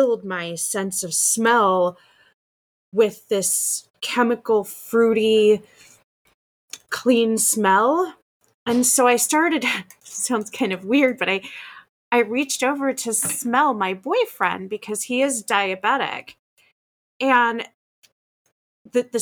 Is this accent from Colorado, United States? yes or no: yes; Colorado, United States; moved away; I'm from Colorado originally, but I lived there for so long